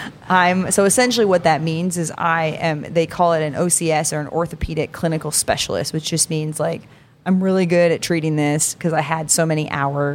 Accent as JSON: {"language": "English", "town": "Jamestown", "region": "New York", "country": "United States", "also_born_or_lived": "Delaware", "said": "So I am from Western New York."}